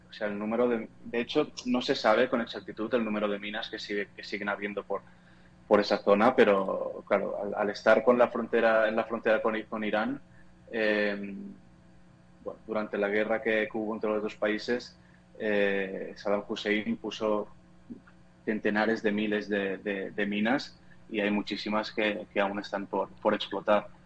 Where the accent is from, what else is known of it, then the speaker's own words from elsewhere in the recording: Catalonia, Spain; now in Portugal; Yo estoy, soy de España, de, de Barcelona, cerca de Barcelona, pero vivo en Portugal.